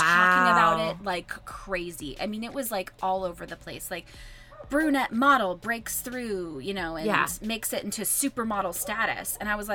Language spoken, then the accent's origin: English; West Virginia, United States; now in Pittsburgh, United States; I did not grow up in Pittsburgh. Yeah. I grew up in West Virginia.